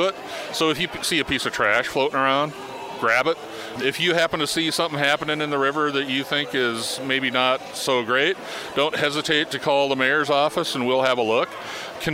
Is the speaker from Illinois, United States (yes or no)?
no; Missoula, Montana, United States; I was born in Missoula, Montana in 1964.